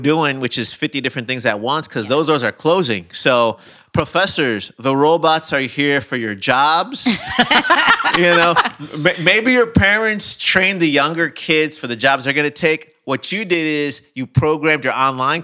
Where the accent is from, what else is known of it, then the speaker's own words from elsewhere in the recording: Chicago, Illinois, United States; moved away; I'm from Chicago